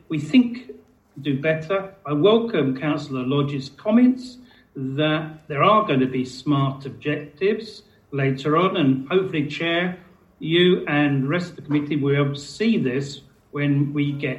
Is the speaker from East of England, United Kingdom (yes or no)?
yes; Stansted, East of England, United Kingdom; when I was growing up in Stansted as a child